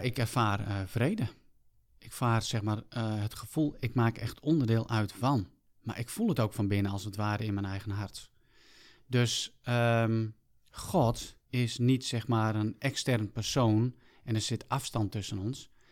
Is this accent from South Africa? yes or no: yes; South Africa; now in Netherlands; vertrokken terug naar mijn geboorteland Zuid-Afrika.